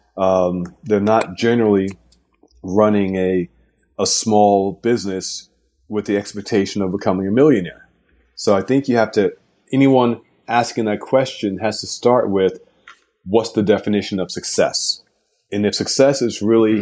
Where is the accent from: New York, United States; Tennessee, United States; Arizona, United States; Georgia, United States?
New York, United States; As a New Yorker